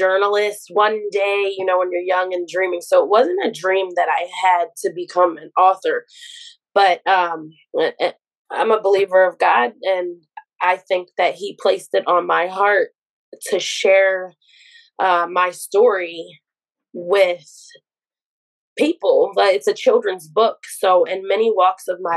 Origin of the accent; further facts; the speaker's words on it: Baltimore, Maryland, United States; I am from Baltimore, Maryland.